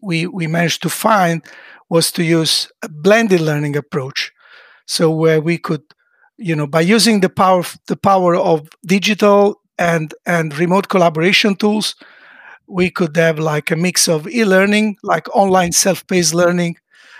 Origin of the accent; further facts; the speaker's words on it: Italy; now in Sweden; an Italian living in Sweden